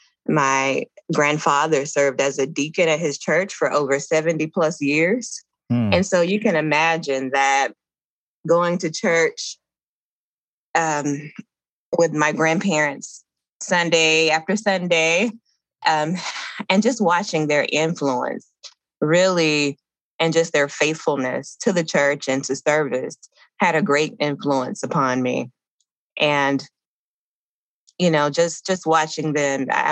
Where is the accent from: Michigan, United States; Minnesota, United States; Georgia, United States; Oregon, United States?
Georgia, United States; Dublin; I grew up in a little small town in Georgia called Dublin, Georgia.